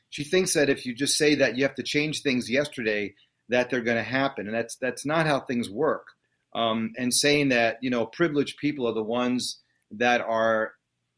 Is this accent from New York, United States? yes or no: yes; New York City, New York, United States; moved away; growing up in Queens